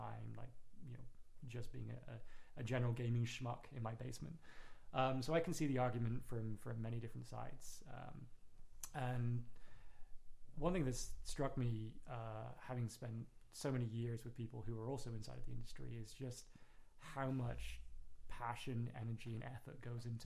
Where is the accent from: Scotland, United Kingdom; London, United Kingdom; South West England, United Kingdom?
South West England, United Kingdom; Plymouth; now in New York, United States; I was born and raised in England, a little city called Plymouth.